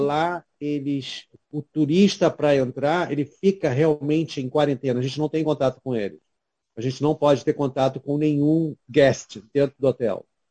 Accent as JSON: {"language": "Portuguese", "region": "Rio de Janeiro", "country": "Brazil", "also_born_or_lived": "Queenstown, New Zealand", "moved": "as an adult", "lives_now": "Hamilton, New Zealand", "said": "eu sou carioca"}